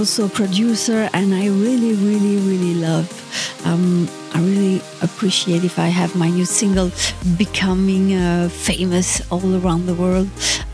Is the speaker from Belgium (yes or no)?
yes; Belgium; also born or lived in Brussels; I'm from Belgium, I live in Brussels